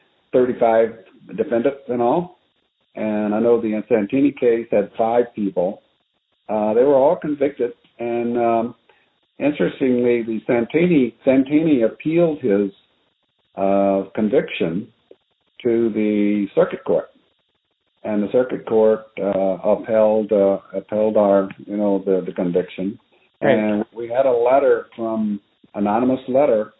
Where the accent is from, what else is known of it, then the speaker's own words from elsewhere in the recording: Arkansas, United States; moved away; I was Protestant Baptist from Arkansas.